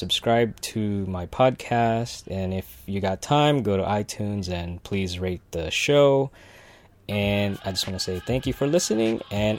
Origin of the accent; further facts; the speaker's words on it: Philippines; right now it's happening in the Philippines and I'm Filipino